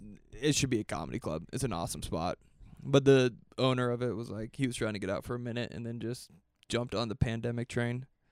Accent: Boise, Idaho, United States; I'm from Boise

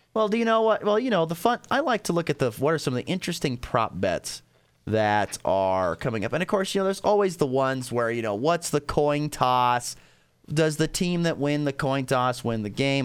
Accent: Nebraska, United States; Growing up in Nebraska

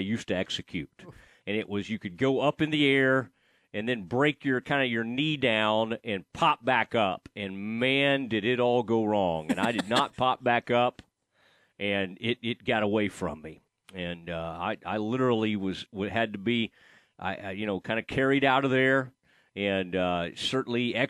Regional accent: Kaufman, Texas, United States; my hometown of Kaufman, Texas

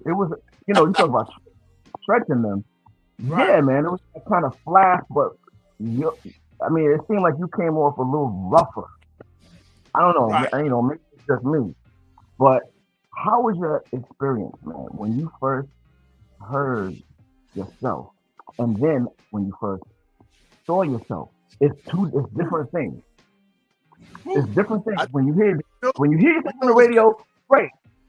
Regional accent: Hempstead, New York, United States; also born or lived in Queens, New York; I was in Queens. Queens. Yeah, and I grew up mostly in Hempstead. So Hempstead, Queens, is close.

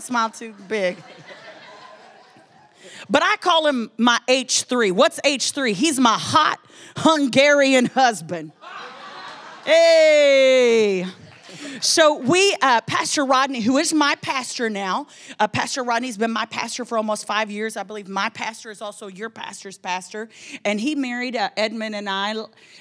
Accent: Texas, United States; I'm from Texas

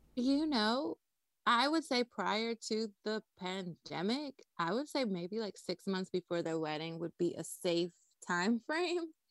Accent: Nassau, New Providence, Bahamas; moved away as an adult; also born or lived in North Carolina; I was born and raised in Nassau, Bahamas

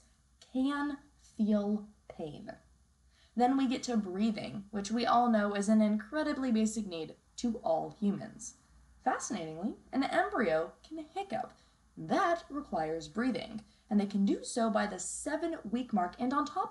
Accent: Texas, United States; Texas, the state that I call my home state

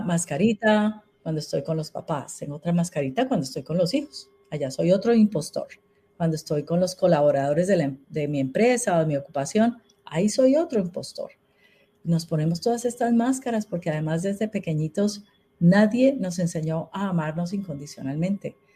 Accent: Colombia; En Colombia

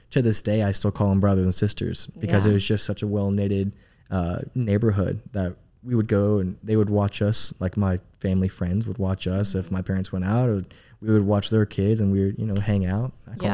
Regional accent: Arlington, Texas, United States; Man, so I'm originally from DFW. I grew up in Arlington, Texas. That's my home. I was born and raised there.

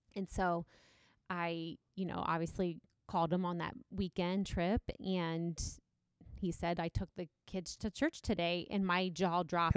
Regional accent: Galion, Ohio, United States; growing up in Gallion, it's not very, very diverse

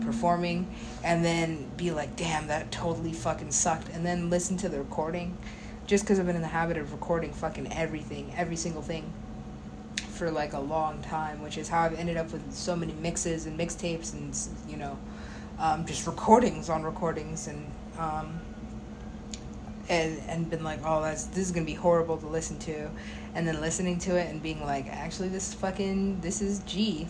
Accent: United States; being an American

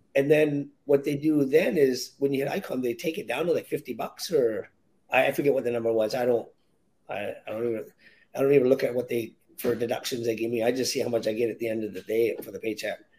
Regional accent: Victoria, British Columbia, Canada; also born or lived in Williams Lake, British Columbia; I was uh, born and raised in Victoria, BC, in Canada

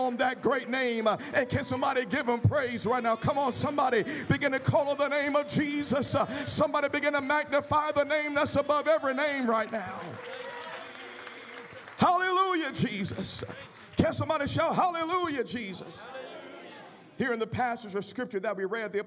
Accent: Memphis, Tennessee, United States; moved away; I was born in Memphis, or not born in Memphis, but raised in Memphis, and even though I grew up around Graceland

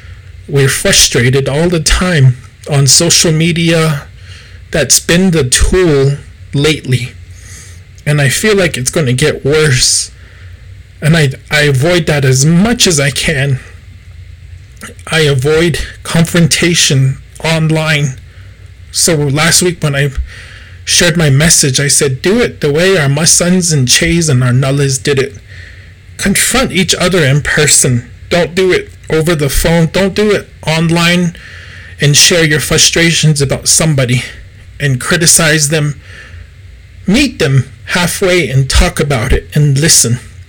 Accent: Gallup, New Mexico, United States; So I grew up in the Gallup ceremonial scene. I've always been involved with Gallup ceremonial.

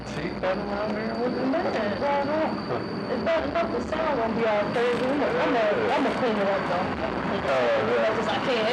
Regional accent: New York City, New York, United States; I'm from the South Bronx

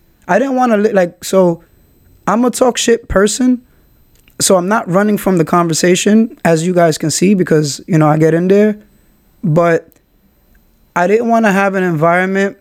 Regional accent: New York City, New York, United States; I'm from Kingsbridge. I shout Kingsbridge out

